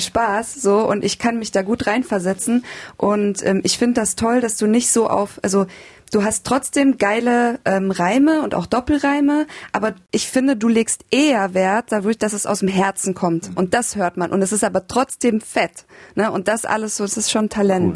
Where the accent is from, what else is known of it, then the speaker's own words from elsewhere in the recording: Germany; now in Berlin, Germany; ich als Deutscher